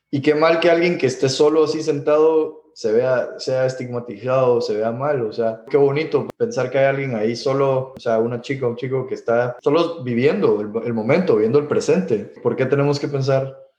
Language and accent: Spanish; Guatemala; moved away as an adult; also born or lived in Miami; crecimos en Guatemala